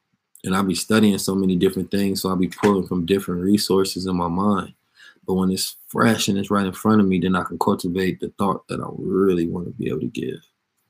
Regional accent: California, United States; And so I'm from the Bay, of course.

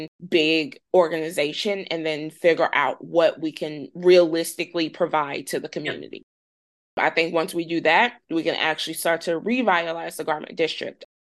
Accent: St. Louis, Missouri, United States; I'm in St. Louis or that I'm from St. Louis

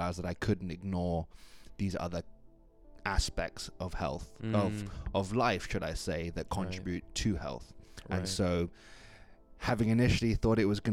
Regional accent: Kenya; now in Vancouver Island, Canada; I'm originally from Kenya, and I found myself here on Vancouver Island somewhat by chance earlier on this year

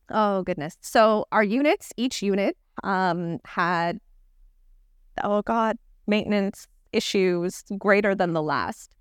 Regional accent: Toronto, Ontario, Canada; I grew up in Toronto

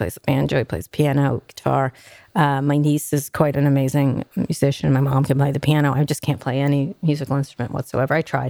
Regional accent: New York, United States; also born or lived in Philadelphia; New York.

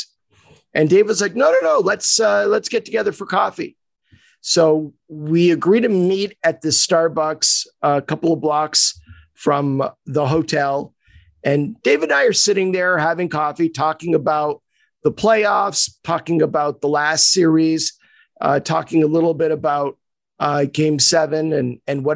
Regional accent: Montreal, Quebec, Canada; I was born and raised in Montreal

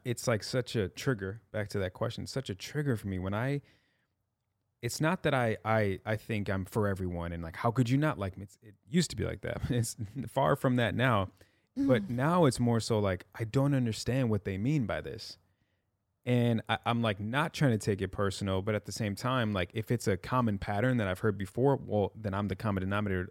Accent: Midwest, United States; I'm from the Midwest

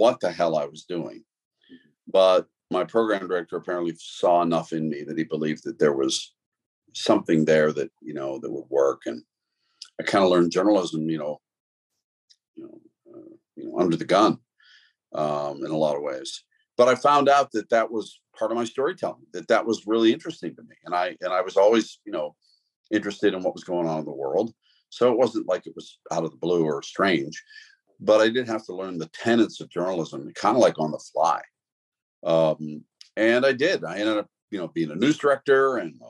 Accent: Pittsburgh, Pennsylvania, United States; the people I grew up with in Pittsburgh were steelworkers

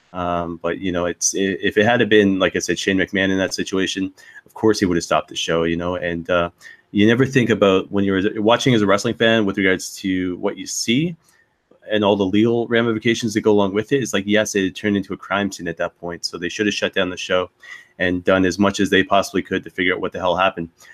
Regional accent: Saint John, New Brunswick, Canada; my hometown of St. John, New Brunswick

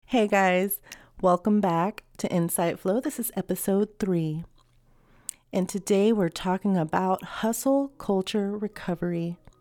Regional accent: United States; I am an American

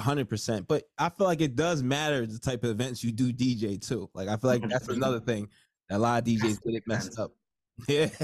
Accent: New Jersey, United States; I'm from Jersey

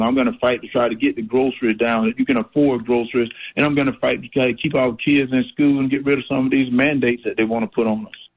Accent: Middle Georgia, United States; I grew up in in Middle Georgia. I grew up on a farm

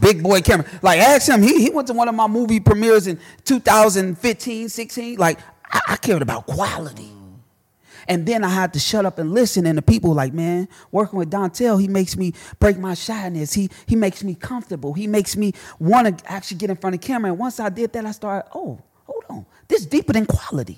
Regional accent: Chicago, Illinois, United States; I'm a kid from Chicago. My daddy got killed when I was one.

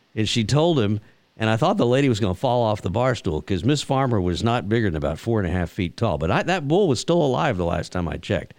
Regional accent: Texas, United States; growing up in Texas, my my dad and a lot of the old ranchers uh, would always talk.

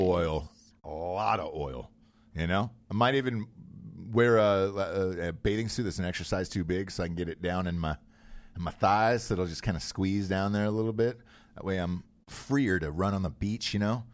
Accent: Forsyth County, Georgia, United States; there was a county that I grew up in that still, like, hated black people as of, like, the nineteen nineties. Um, Forsyth County was the name of it

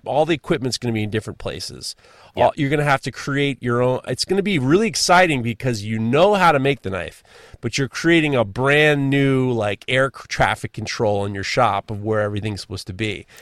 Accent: New York, United States; I'm a New Yorker.

